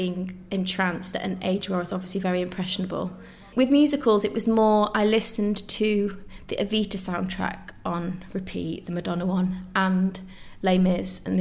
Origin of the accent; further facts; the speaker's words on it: Macclesfield, North West England, United Kingdom; So I grew up in Macclesfield in Cheshire, so northwest